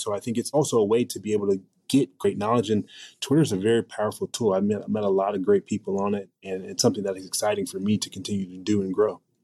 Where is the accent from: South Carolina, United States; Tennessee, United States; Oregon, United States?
Oregon, United States; Portland; I grew up in Portland, Oregon